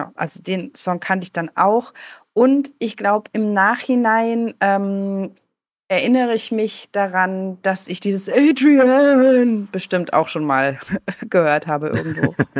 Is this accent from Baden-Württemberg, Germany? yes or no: yes; Freiburg, Baden-Württemberg, Germany; accent: Badisch; ich bin in Freiburg geboren, im Süden, da spricht man Badisch.